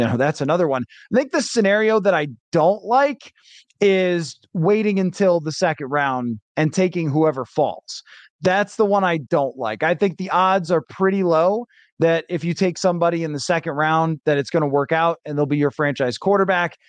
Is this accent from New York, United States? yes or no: yes; Buffalo, New York, United States; moved away; I grew up in Buffalo, and I went to college in Western New York